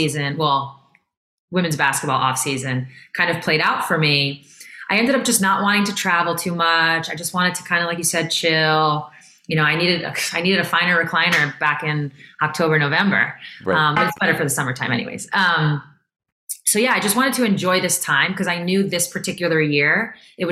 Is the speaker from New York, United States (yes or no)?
yes; Syosset, New York, United States; moved away; also born or lived in Seattle; I'm from Syosset.